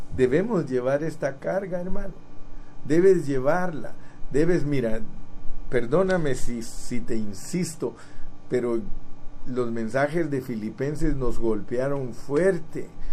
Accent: Guatemala; moved away; yo nací en Guatemala

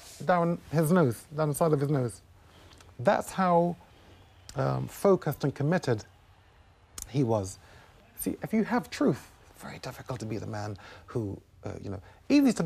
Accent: United Kingdom; I was born in the United Kingdom

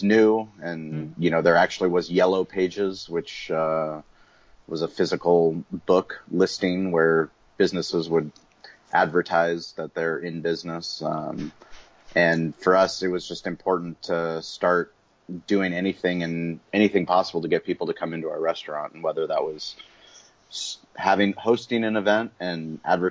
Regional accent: San Diego, California, United States; also born or lived in Colorado; I was born in Colorado, but I moved to San Diego when I was 6 months old. So I'm pretty much not born in San Diego, but all my waking years have been living here in San Diego.

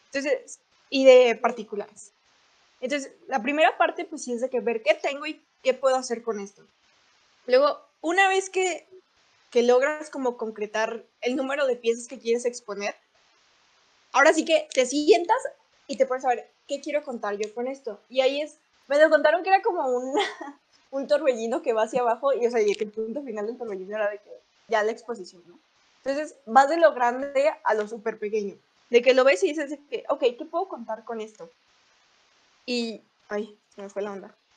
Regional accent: León, Guanajuato, Mexico; todas las que somos de León

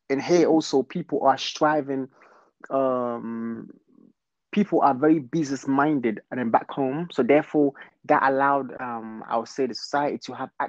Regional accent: London, United Kingdom; also born or lived in Congo; Um, hmm. of, of course I'm from Africa. Yeah. Congo. I was born there, and I came in London uh, at the age of eight years wow. old. So, um, of course, now I can say I'm a Londoner

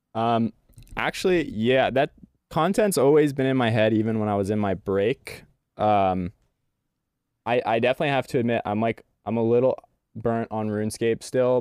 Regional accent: Bend, Oregon, United States; also born or lived in Portland, Oregon; Bend, Oregon, my hometown.

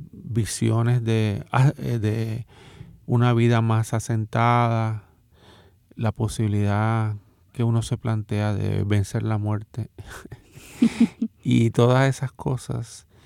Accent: Dominican Republic; born there; yo nací en República Dominicana de una familia dominicana eh, y de una madre dominicana.

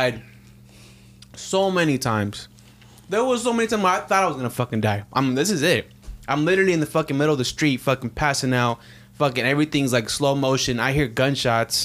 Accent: Sacramento, California, United States; growing up in South Sac

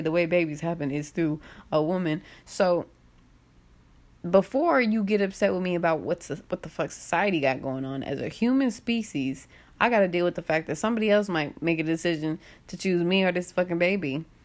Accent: United States; the cognitive dissonance of being an American is so crazy

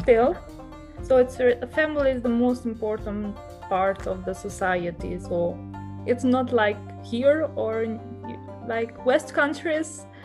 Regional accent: Albania; i said from albania

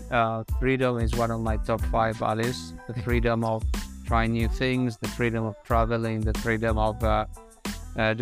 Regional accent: Umbria, Italy; moved away as an adult; also born or lived in Rome, Italy / Netherlands; now in London, United Kingdom; My curiosity has brought me from my hometown and in the gentle hills of Umbria to then Roma to do my university

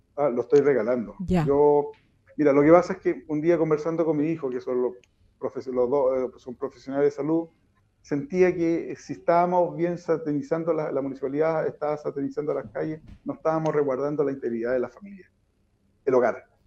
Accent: Putú, Maule, Chile; siempre soy dirigente eh, en Putú y siempre luché por mi pueblo

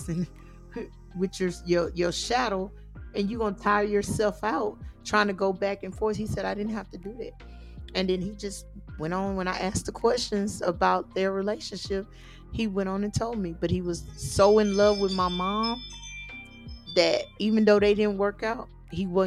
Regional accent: Texas, United States; I'm from Texas

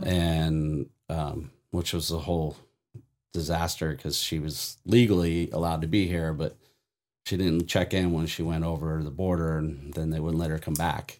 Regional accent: Vista, California, United States; also born or lived in Oceanside, California; Anybody that knows Vista will know I grew up, literally, Rain Tree Park is my backyard

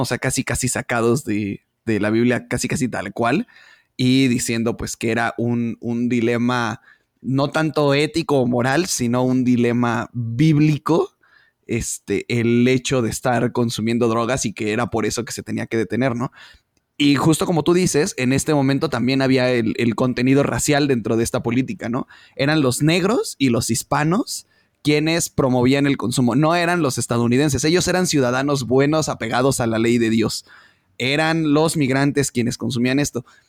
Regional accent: Mexico; somos los mexicanos

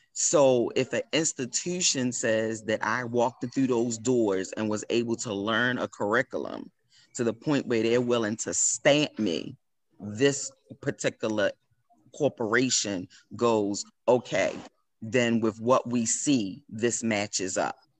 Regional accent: Baltimore, Maryland, United States; I am proud to be from Baltimore

